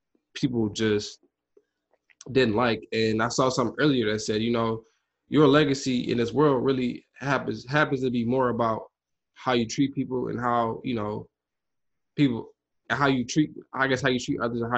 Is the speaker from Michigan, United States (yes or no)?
yes; Detroit, Michigan, United States; now in Atlanta, United States; I'm from Detroit, not from Atlanta.